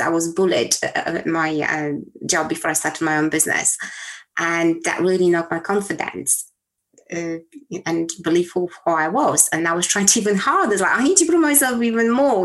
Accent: Poland; moved away; I was born in Poland, a communist country back then, in a small town.

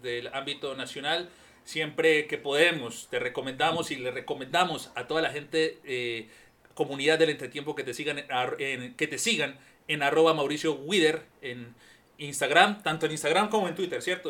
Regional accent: Panama; haber dicho que soy de Panamá

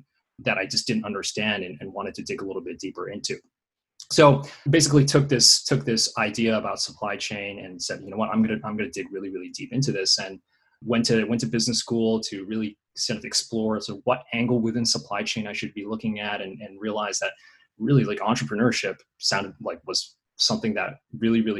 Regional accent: Japan; moved away as an adult; also born or lived in Taiwan (ancestry) / Georgetown (university); So I was born in Japan, born and raised in Japan for about 18 years, but actually of Taiwanese ethnicity

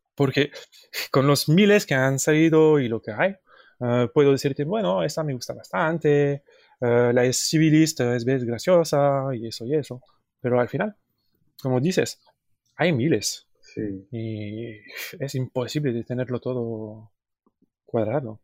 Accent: Paris, Île-de-France, France; Spanish is a second language; venimos de París, Francia

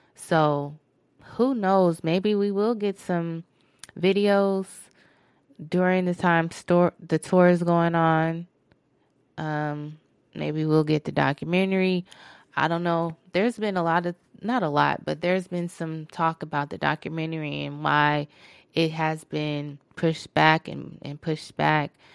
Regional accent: Phoenix, Arizona, United States; That's my hometown.

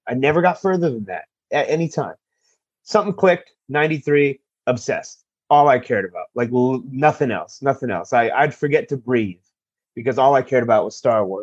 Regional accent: Chula Vista, California, United States; I'm actually from Chula Vista, a little city at the bottom of San Diego

